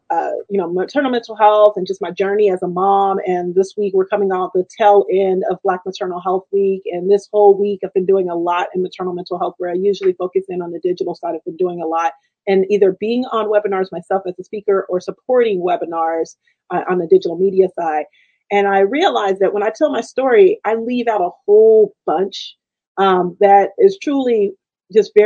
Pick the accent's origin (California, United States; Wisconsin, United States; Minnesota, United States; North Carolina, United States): California, United States; Richmond; I was born in the city, like Richmond, California